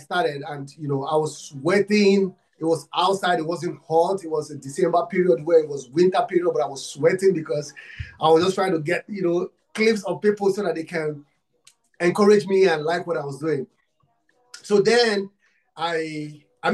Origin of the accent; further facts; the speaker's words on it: Nigeria; I'm from Africa, Nigeria. I'm from Nigeria